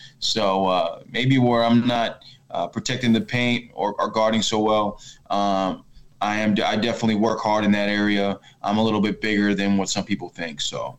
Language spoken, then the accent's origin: English; Maryland, United States; Oh, I'm from the Maryland area.